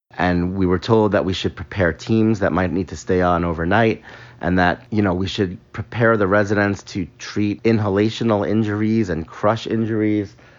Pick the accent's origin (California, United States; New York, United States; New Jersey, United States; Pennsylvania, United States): New York, United States; Long Island; moved away as an adult; also born or lived in Midwest; I was from Long Island. It was close to home.